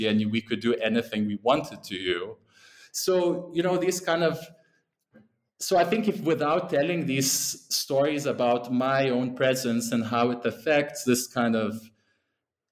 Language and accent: English; Lithuania; moved away; also born or lived in England; that's where I'm originally from